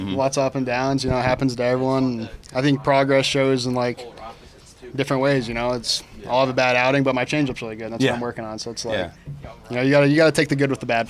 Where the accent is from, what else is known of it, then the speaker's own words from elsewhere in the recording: Missouri, United States; moved away as an adult; I'm from Missouri. So we have a lot of family in Minnesota.